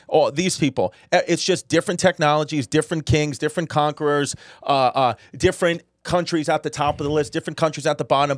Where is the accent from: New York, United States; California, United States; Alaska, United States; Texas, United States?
New York, United States; It was five train stops away from me, from where I grew up